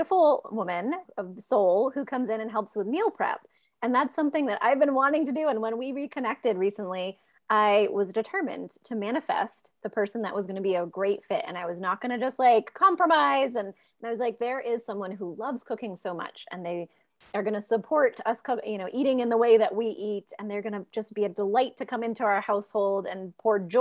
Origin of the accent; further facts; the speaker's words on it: Maine, United States; I'm from Maine